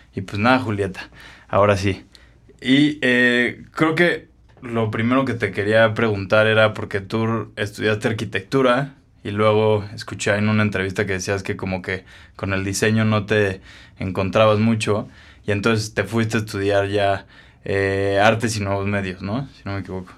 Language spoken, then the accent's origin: Spanish; Mexico; nos inventamos como mexicanos